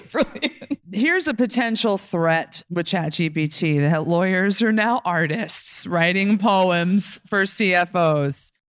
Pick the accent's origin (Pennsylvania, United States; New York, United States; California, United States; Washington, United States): New York, United States; I'm from New York